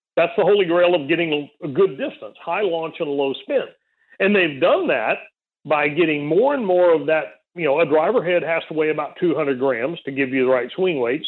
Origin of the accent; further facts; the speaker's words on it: South Texas, United States; grow up in a on a little nine hole golf course in South Texas